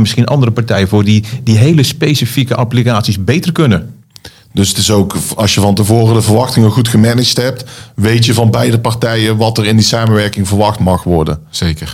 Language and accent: Dutch; Zeeland, Netherlands; now in North Brabant, Netherlands; Ik ben geboren in Brabant, opgegroeid in Zeeland en nu weer terug in Brabant